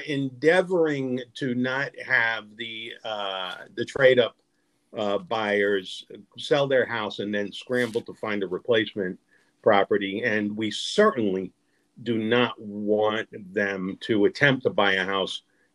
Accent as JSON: {"language": "English", "town": "New York City", "region": "New York", "country": "United States", "tie": "born or raised there", "said": "growing up in Brooklyn"}